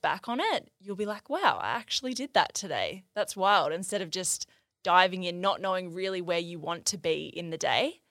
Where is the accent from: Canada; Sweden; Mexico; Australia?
Australia; near Byron Bay, New South Wales; I grew up near Byron Bay